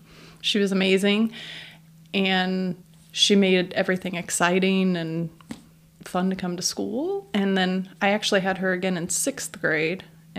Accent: Chillicothe, Illinois, United States; now in Gibson City, United States; I grew up in Chillicothe, Illinois, which is north of Peoria.

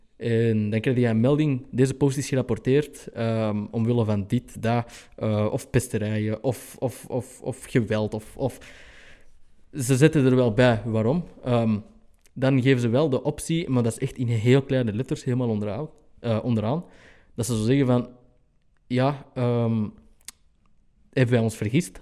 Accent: Antwerp, Flanders, Belgium; ik als Antwerpenaar

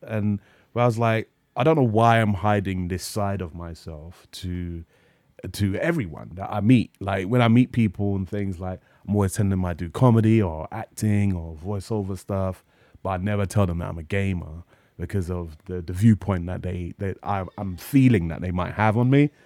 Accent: London, United Kingdom; I grew up in North London

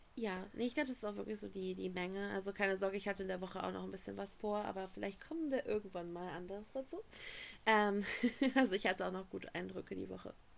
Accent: Germany; wir kommen aus Deutschland

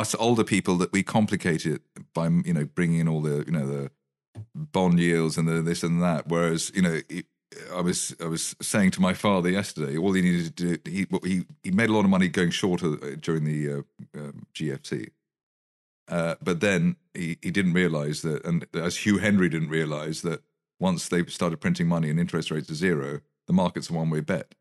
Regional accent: United Kingdom; I'm very British.

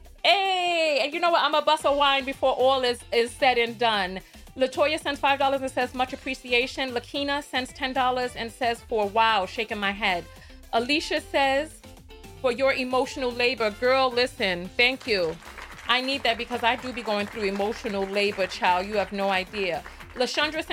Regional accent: New York, United States; accent: New York; my New York accent

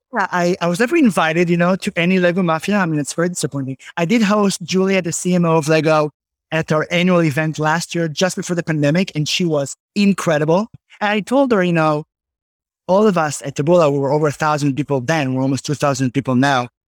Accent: Israel; moved away as an adult; now in Tenafly, United States; growing up in Israel

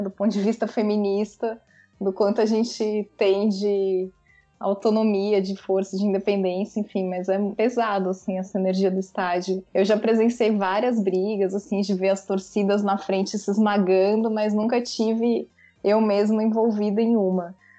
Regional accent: São Paulo, Brazil; now in Salvador, Brazil; Sou sotero paulistana, nascida em São Paulo, moro em Salvador, na Bahia

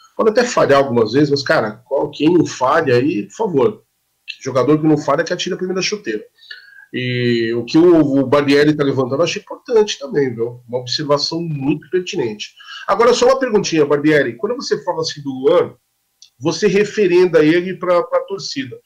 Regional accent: Guarulhos, São Paulo, Brazil; also born or lived in Poá; próximo a Guarulhos, minha terra

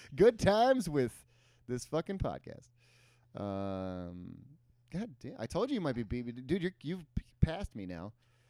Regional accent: Midwest, United States; moved away as an adult; now in Los Angeles, United States; being a Midwesterner coming here.

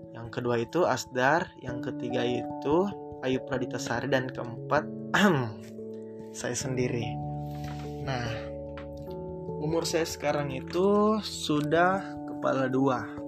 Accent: Makassar, South Sulawesi, Indonesia; di kota saya, di Makassar

